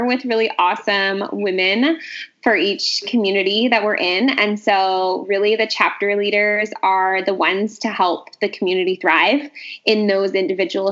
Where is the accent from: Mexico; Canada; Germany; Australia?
Canada; Vancouver, British Columbia; I'm from Vancouver.